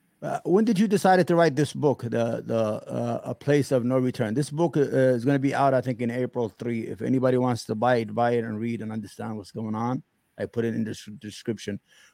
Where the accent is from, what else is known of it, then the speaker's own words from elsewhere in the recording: Yemen; now in United States; Yeah, I was born in a house, you know, I'm from Yemen